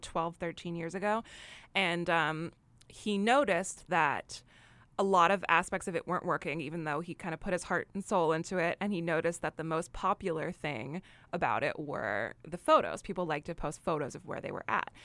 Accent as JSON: {"language": "English", "region": "New York", "country": "United States", "said": "I'm a New Yorker"}